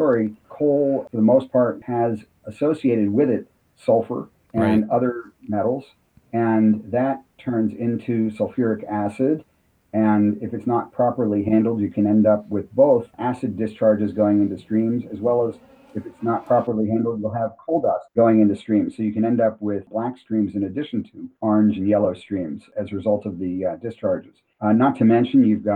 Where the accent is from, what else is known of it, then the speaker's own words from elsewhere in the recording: Pennsylvania, United States; Pennsylvania, my home state